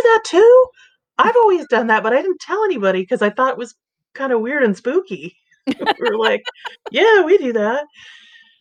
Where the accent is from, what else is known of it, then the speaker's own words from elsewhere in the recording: California, United States; moved away as an adult; I grew up in California